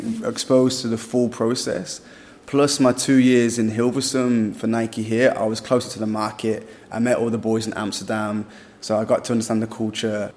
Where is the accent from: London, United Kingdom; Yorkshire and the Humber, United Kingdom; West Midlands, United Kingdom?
West Midlands, United Kingdom; Birmingham; moved away as an adult; also born or lived in Vietnam; I'm British, yeah, England, Birmingham